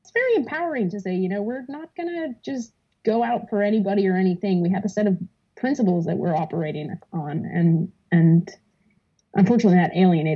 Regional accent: Wisconsin, United States; we're from Wisconsin

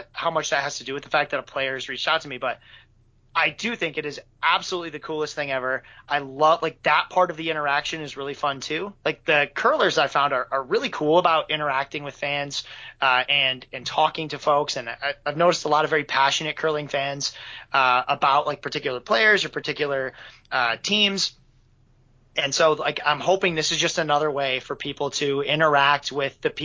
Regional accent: Michigan, United States; I'm from Michigan

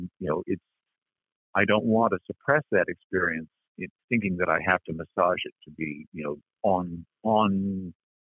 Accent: Berkeley, California, United States; I grew up in Berkeley in the 1960s

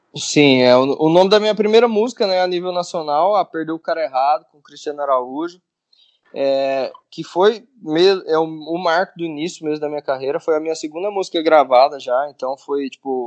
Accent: Vianópolis, Goiás, Brazil; moved away as an adult; now in Goiânia, Brazil; eu sou goiano, né? Não sou goianiense. Eu, eu sou de uma cidade que fica a 80 quilômetros de Goiânia, chama Vianópolis

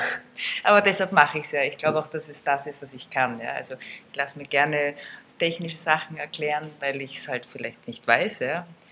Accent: Salzburg, Austria; now in Vienna, Austria; ich bin wie alle Österreicher am Rad aufgewachsen. Ich komme aus Salzburg

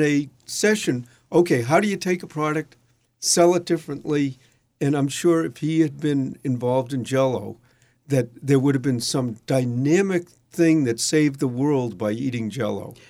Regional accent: Boston, Massachusetts, United States; when I grew up in Dorchester, which is a s, section of Boston

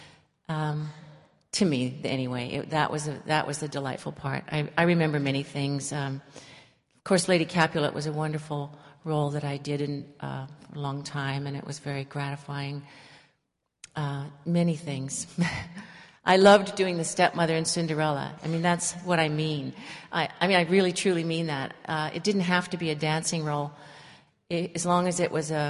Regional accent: East Bay, California, United States; I'm a local girl. I was born in the East Bay and received my training initially from a small school whose background was San Francisco Ballet

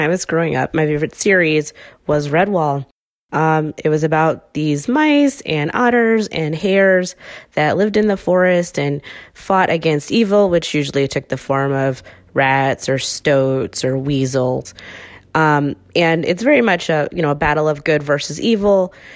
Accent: Chicago, Illinois, United States; I'm from Chicago

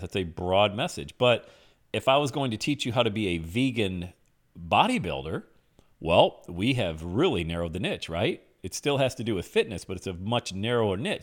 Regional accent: Bradford, Pennsylvania, United States; back in my hometown of Bradford, P

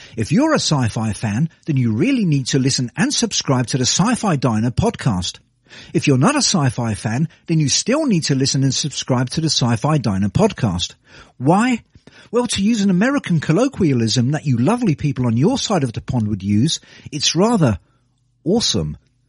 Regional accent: United Kingdom; from the New Forest podcast, and you've probably guessed from my accent that I'm a Brit.

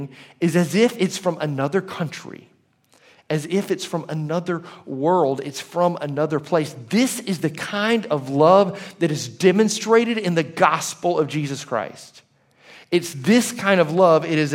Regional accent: Leeds, Alabama, United States; I lived in Leeds, Alabama for most of my life

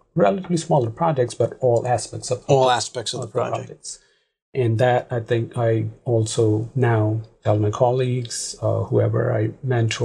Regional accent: Pakistan; moved away as an adult; now in United States; Originally, I'm from Pakistan. Back home, I've been number one in most of the things

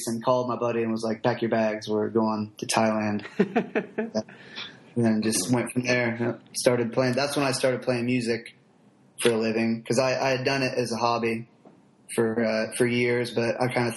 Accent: Chillicothe, Ohio, United States; Chillicothe, Ohio. It's a little south of Columbus

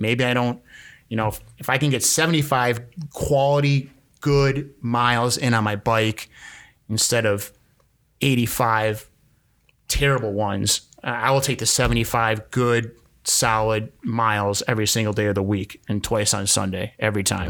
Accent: Milwaukee, Wisconsin, United States; I'm from Milwaukee

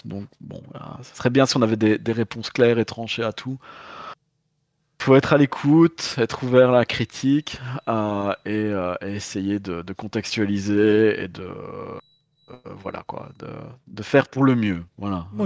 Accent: Belgium; je viens de Belgique

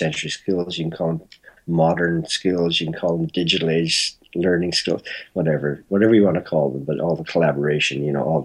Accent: Toronto, Ontario, Canada; born or raised there; also born or lived in Belfast, Northern Ireland

